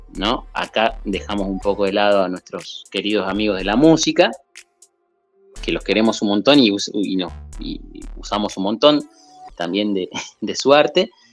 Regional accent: Berazategui, Buenos Aires Province, Argentina; Yo empiezo a estudiar a los nueve años en una academia de dibujo que estaba muy cerca de donde yo nací. Esto es en el sur de Buenos Aires, en Verazategui. Sería Buenos Aires provincia, ¿no? No, no la capital

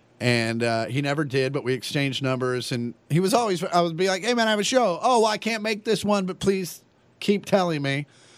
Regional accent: Kansas, United States; And I'm from Kansas

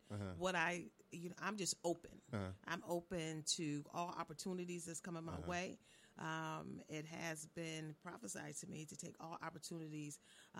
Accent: Connecticut, United States; now in Virginia Beach, United States; I'm from Connecticut.

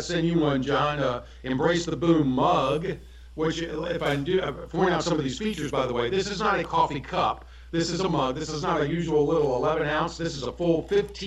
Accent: Newport News, Virginia, United States; moved away; my hometown of Newport News, Virginia

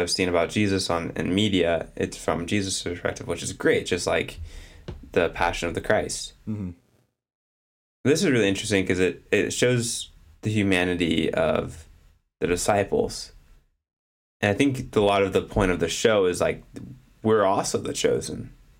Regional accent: United States

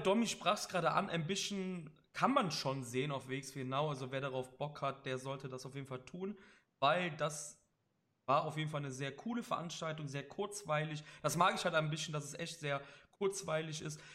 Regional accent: Cologne, North Rhine-Westphalia, Germany; Ich bin aus Köln

